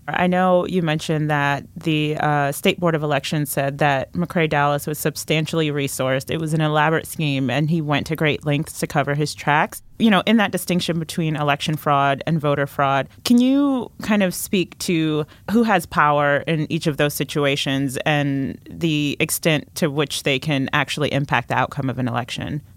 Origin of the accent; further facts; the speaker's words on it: Creedmoor, North Carolina, United States; moved away as an adult; also born or lived in Washington, D.C.; I'm from North Carolina I grew up in Creedmoor, a small town north of Raleigh